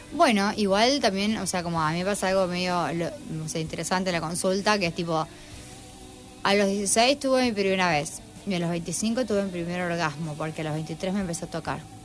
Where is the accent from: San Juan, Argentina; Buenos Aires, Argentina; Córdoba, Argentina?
San Juan, Argentina; moved away as an adult; also born or lived in Tucumán; now in Rosario, Argentina; Soy tucumana, pero a los a los eh, cuatro años me fui a San Juan, hasta los dieciocho, 18, a los 18 volví a Tucumán a estudiar medicina y después eh, a los 22 me vine acá a Rosario a terminar medicina.